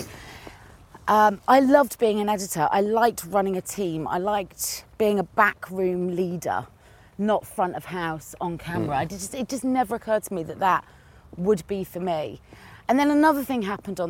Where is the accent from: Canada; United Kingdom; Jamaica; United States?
United Kingdom; Cheltenham, South West England; accent: country; my country accent came out because I'm from Cheltenham in Gloucestershire.